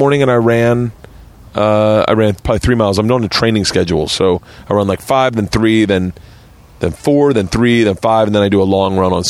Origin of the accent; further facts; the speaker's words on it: Tampa, Florida, United States; moved away as an adult; also born or lived in New York; I grew up in Tampa.